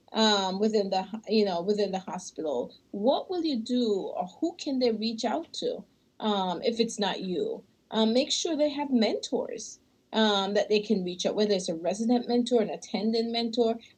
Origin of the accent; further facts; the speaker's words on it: Michigan, United States; we're from Michigan